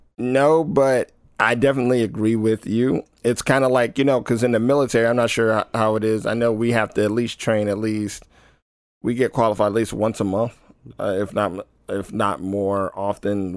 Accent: United States; as an American

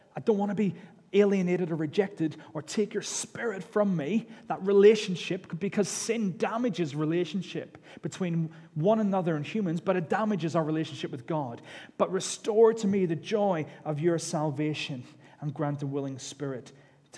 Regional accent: United Kingdom; we're British

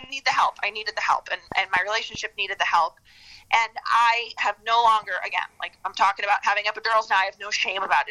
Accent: Midwest, United States; now in Chicago, United States; growing up in the Midwest

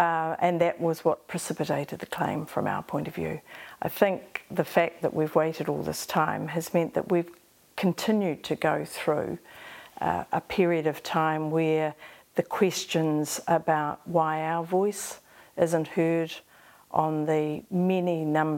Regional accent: Rotorua, Bay of Plenty, New Zealand; So I grew up in Rotorua. My birth mother was from Kahungungu. My parents in Rotorua, my father was Te Aroa Ngāti Whakaue.

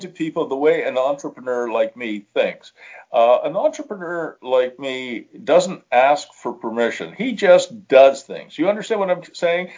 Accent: Canada; also born or lived in Ottawa; we also have a very different culture. We're more European than we are American

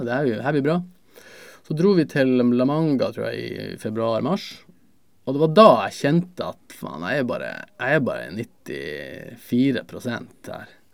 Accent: Narvik, Nordland, Norway; also born or lived in England; now in Tromsø, Norway; jeg er fra Beisfjord

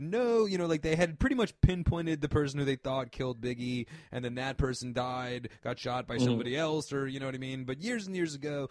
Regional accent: outside New York City, New Jersey suburbs, United States; I grew up in the suburbs of Jersey, right outside New York.

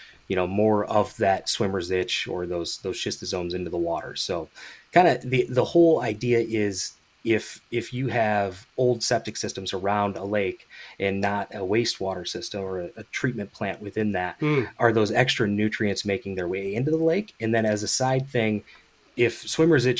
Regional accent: Grand Rapids area, Michigan, United States; moved away; I'm originally from the Midwest, Michigan specifically, Grand Rapids area, Big Rapids, kind of in that area.

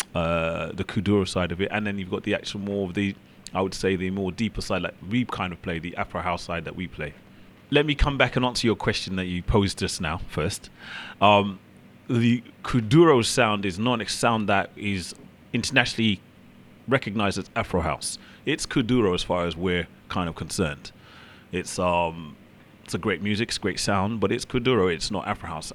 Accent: London, United Kingdom; I'm from London, UK.

